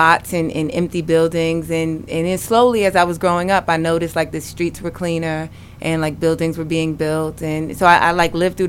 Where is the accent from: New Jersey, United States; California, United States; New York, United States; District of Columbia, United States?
New York, United States; New York City; moved away; also born or lived in Brooklyn / Lansing, Michigan; I was born in Brooklyn. I grew up in Harlem.